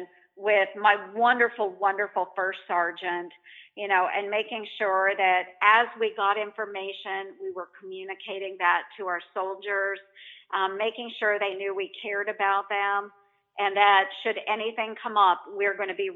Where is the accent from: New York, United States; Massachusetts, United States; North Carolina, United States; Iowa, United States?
Iowa, United States; Montgomery County; I grew up in Montgomery County. I still live in Montgomery County in a rural area.